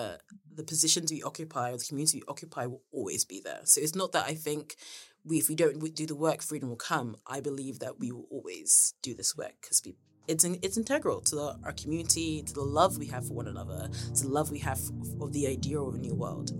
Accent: Nigeria; because I'm Nigerian, and it's very much of the Nigerian spirit to be antagonistic

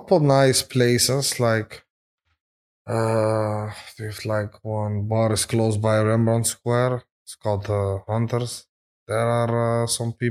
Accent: Amsterdam, North Holland, Netherlands; We're from Amsterdam.

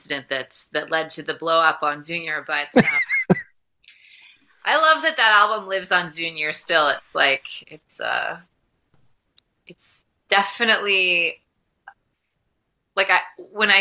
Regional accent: Mississauga, Ontario, Canada; now in Vancouver, Canada; I grew up in Port Credit, Ontario

